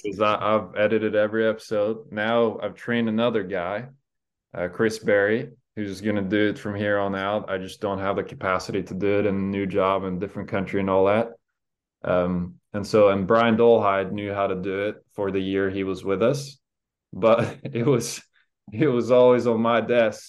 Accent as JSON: {"language": "English", "country": "Norway", "moved": "yes", "lives_now": "United States", "said": "going home to my home country"}